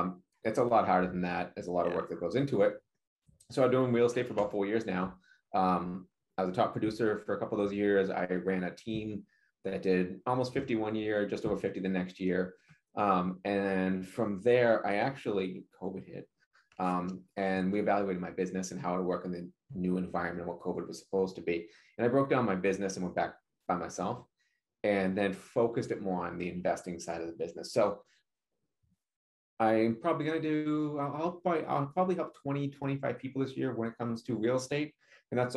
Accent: Leominster, Massachusetts, United States; moved away as an adult; also born or lived in Memphis, Tennessee; I'm originally from Leominster, Massachusetts, and I'm back in Leominster, Massachusetts.

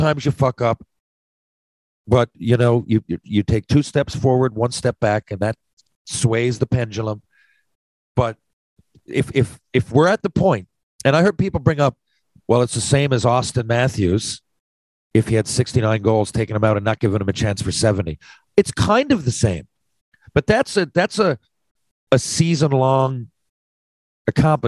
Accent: Canada; as a Canadian

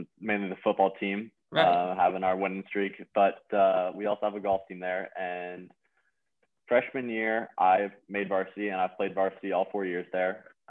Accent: Alamo, California, United States; So I'm from a small town in the Bay Area, Alamo, California.

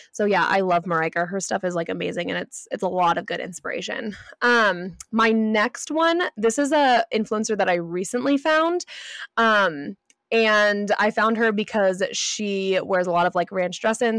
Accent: California, United States; moved away; I grew up in California.

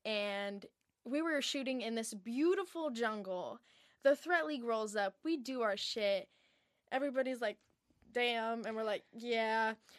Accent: Encinitas, California, United States; I'm from Encinitas, San Diego. It's, it's a small little beach town, so I grew up pretty chill

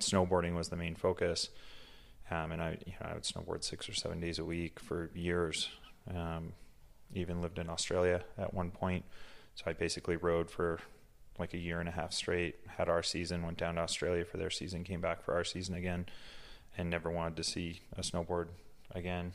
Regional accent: Massachusetts, United States; now in Utah, United States; I grew up in Massachusetts, um, raised by a single mom

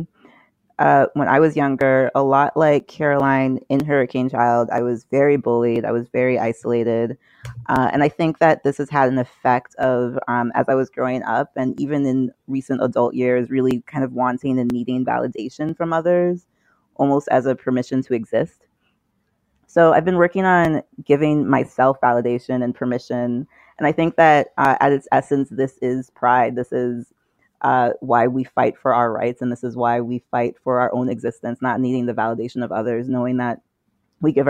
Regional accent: U.S. Virgin Islands; growing up in St. Thomas

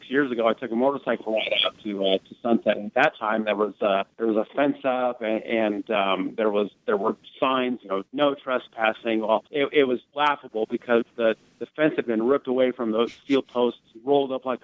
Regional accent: Fremont, Nebraska, United States; I grew up in Fremont

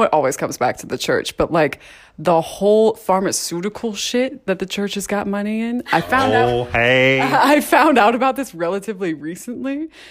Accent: St. George, Utah, United States; born there; also born or lived in Texas / Idaho; this is actually my return to Utah because I was born in St. George.

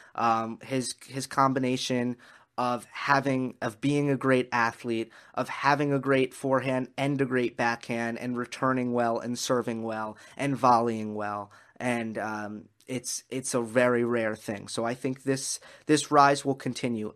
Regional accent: New York, United States; I am a New Yorker.

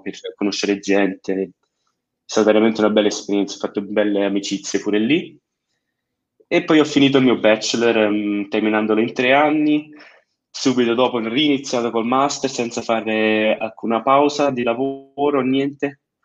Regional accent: Switzerland; io sono nato e cresciuto in Svizzera, però uh-huh. sono italiano in uh, tutti i sensi del, eh, del modo, eh, genitori italiani e tutto, però nato e cresciuto in Svizzera.

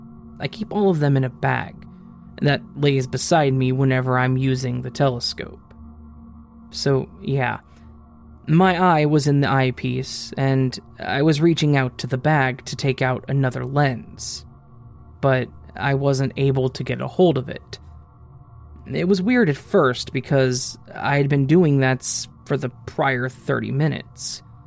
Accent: Delhi, India; I did my undergraduate from Tamil Nadu in India. I'm originally from Delhi, so I was staying in a hostel.

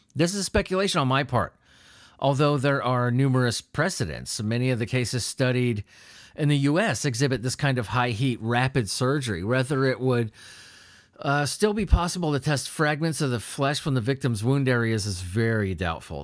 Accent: United States; I'm from America

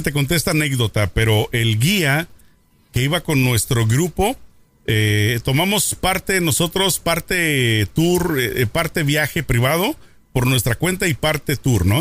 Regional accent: Mexico; Siendo mexicano

